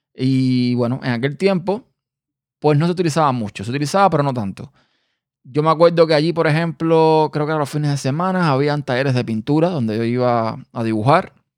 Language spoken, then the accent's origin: Spanish; Havana, Cuba; also born or lived in Pinar del Río, Cuba; yo vivía en el campo, que fue donde yo nací, en una provincia llamada Pinas de Río. Pero yo no viví toda mi vida en ese lugar. Yo después me mudé para La Habana